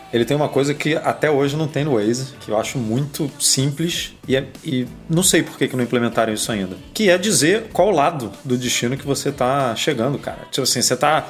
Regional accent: Rio de Janeiro, Brazil; eu sou do Rio

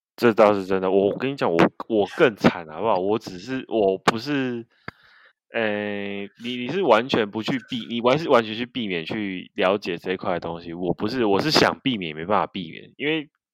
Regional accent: Kaohsiung, Taiwan; 因为我是高雄人，南部人啊

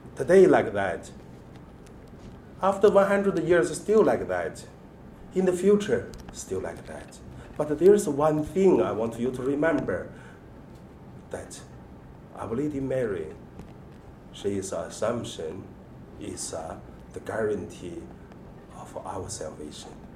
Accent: China; born or raised there; moved away

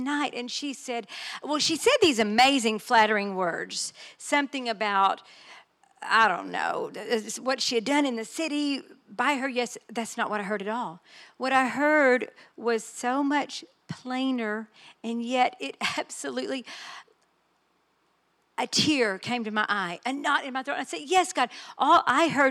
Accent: Texas, United States; I am just Texan

